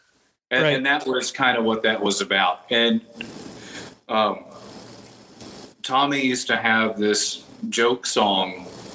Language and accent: English; Texas, United States; but you know, I think a lot of that growth is from growing up in Texas.